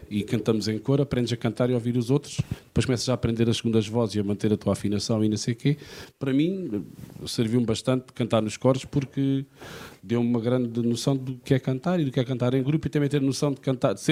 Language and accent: Portuguese; Faro, Algarve, Portugal; nasci em Faro, fui criado em Faro e gosto muito de ser farense.